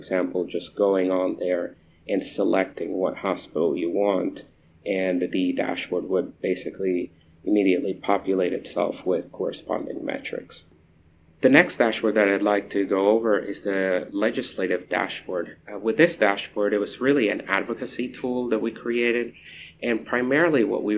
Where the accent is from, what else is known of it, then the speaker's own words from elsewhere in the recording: Caracas, Capital District, Venezuela; also born or lived in Eastern Shore, Virginia, United States; So I grew up in two places. I grew up in Caracas, Venezuela, and on the eastern shore of Virginia. That's where I graduated from high school